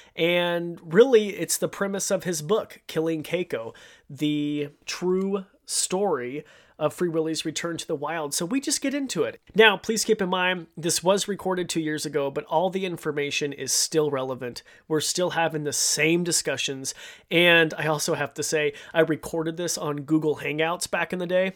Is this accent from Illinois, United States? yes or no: no; Idaho, United States; I grew up in Idaho